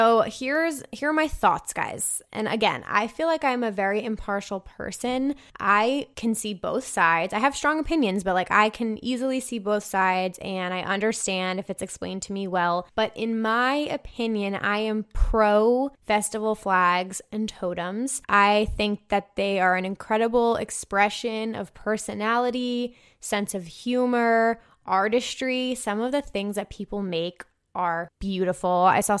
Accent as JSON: {"language": "English", "region": "Michigan", "country": "United States", "said": "I'm from Michigan, where Electric Forest is held, so I have a ton of friends that go"}